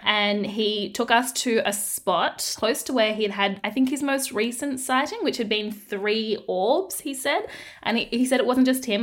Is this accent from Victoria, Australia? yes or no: no; Darwin, Northern Territory, Australia; I grew up in the Northern Territory in Darwin